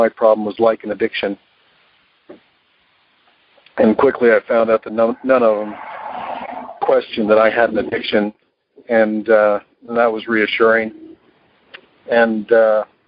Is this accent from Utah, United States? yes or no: yes; Utah, United States; I'm from Utah.